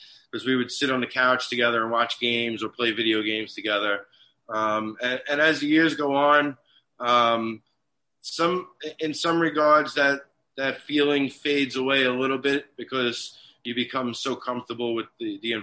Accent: New York City, New York, United States; I grew up in New York City in Staten Island

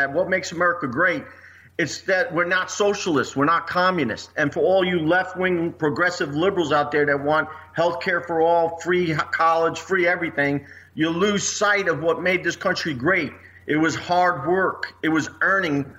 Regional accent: New York City, New York, United States; moved away as an adult; now in Missouri, United States; I was born in Brooklyn, New York. And I love the city. But when I came out here with the B-2s in 94, I ended up calling Missouri my home

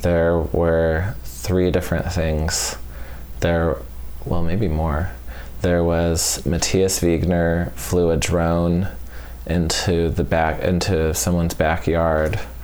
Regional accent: Albuquerque, New Mexico, United States; moved away; I grew up in Albuquerque

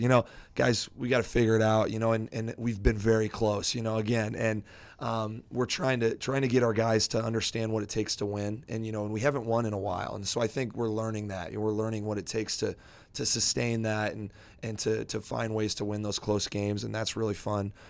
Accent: Iowa Falls, Iowa, United States; I'm from Iowa Falls.

